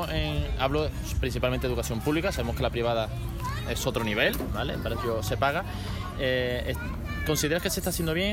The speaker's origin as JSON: {"language": "Spanish", "country": "Italy", "said": "porque yo soy italiano"}